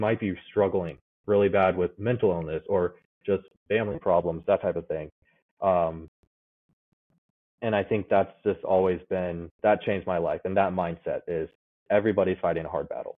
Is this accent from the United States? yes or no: yes; United States; born or raised there; also born or lived in Kazakhstan